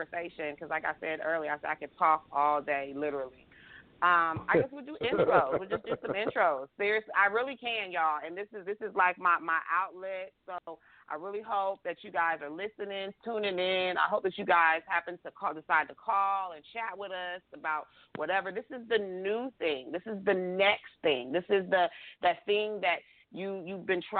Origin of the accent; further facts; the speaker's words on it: Texas, United States; I'm from Texas